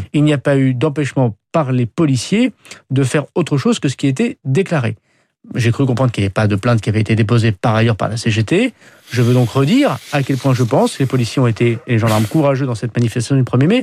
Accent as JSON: {"language": "French", "country": "France", "said": "nous, les Français"}